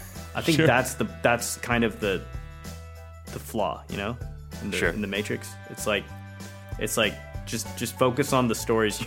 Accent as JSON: {"language": "English", "country": "India", "said": "things were rough, not just, you know, for me as an Indian, but pretty much anyone, right?"}